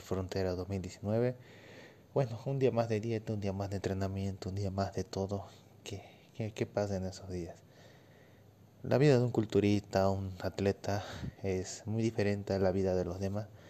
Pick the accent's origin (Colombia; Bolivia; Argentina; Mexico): Bolivia; Yo soy de Bolivia